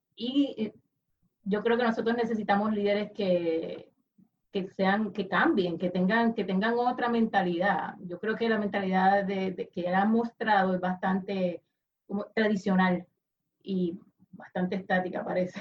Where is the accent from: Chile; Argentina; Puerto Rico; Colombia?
Puerto Rico; como puertorriqueña